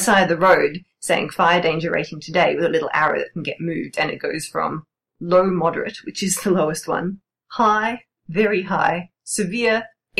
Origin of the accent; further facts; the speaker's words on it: Australia; The house that I grew up in, mostly in my city, backed onto a nature reserve, which is a very dry Australian bush kind of nature reserve.